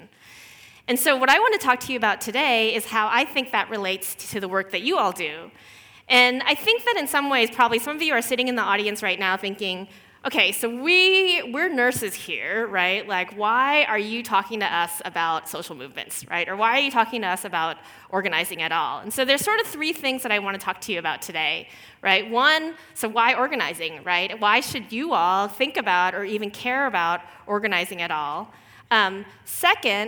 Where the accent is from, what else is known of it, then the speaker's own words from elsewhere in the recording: Houston, Texas, United States; moved away; I grew up actually as a daughter of Korean immigrants in Houston, Texas, which is in the southern part of the United States